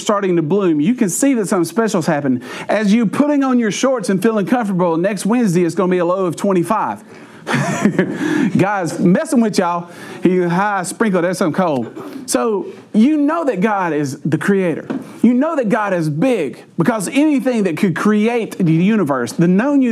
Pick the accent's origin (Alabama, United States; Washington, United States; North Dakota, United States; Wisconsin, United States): Alabama, United States; We're from Alabama.